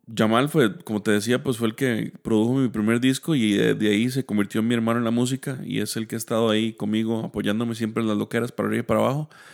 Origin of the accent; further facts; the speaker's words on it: Heredia, Costa Rica; yo soy de Heredia. Eh, toda mi vida, pues, o gran parte de mi vida he vivido en Heredia.